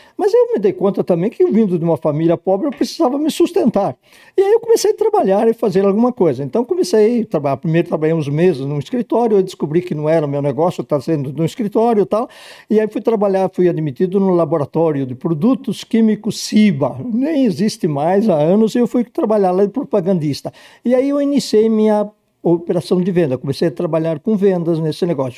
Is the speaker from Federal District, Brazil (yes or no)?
no; Ipê, Rio Grande do Sul, Brazil; moved away as an adult; also born or lived in Porto Alegre; now in São Paulo, Brazil; eu nasci num distritozinho de Vacaria, hoje um município chamado Vila Ipê